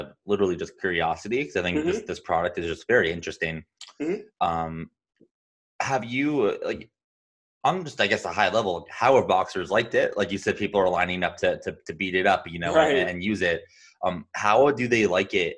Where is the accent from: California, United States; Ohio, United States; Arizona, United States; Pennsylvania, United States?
Arizona, United States; I'm from Arizona.